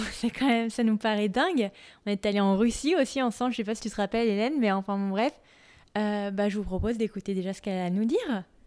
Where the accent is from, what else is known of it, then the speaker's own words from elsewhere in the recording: France; now in United States; en tant que Française vivant aux États-Unis